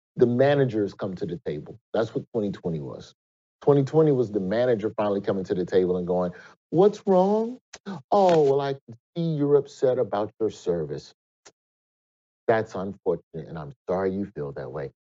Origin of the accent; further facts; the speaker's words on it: Alabama, United States; Alabama, my home state.